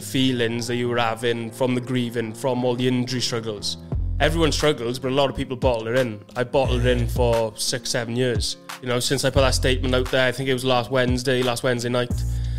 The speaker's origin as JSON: {"language": "English", "town": "Maesteg", "region": "Wales", "country": "United Kingdom", "said": "So I'm from Maesteg."}